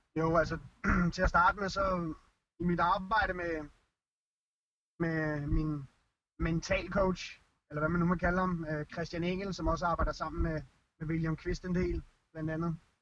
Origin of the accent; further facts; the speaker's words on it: Denmark; moved away; os som danskere